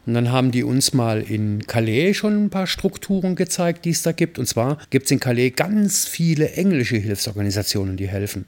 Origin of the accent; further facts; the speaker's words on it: Mayen, Rhineland-Palatinate, Germany; moved away; in Mayen, in meinem Heimatort